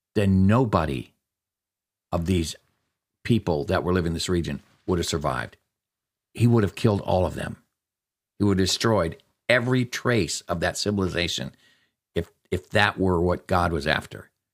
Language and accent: English; Alaska, United States; I grew up in Alaska